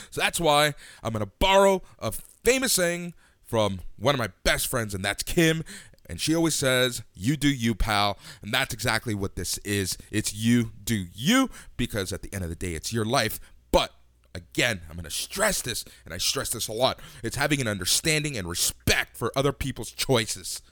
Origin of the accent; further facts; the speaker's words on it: Toronto, Ontario, Canada; also born or lived in Los Angeles, United States; I moved here when I was super